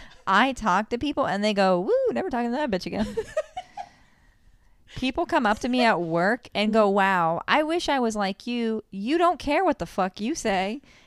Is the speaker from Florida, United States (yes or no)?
yes; Florida, United States; I'm from Florida.